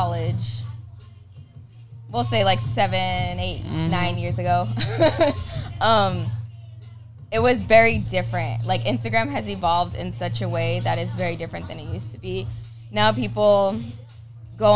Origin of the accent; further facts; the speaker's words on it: Phoenix, Arizona, United States; I'm from Phoenix.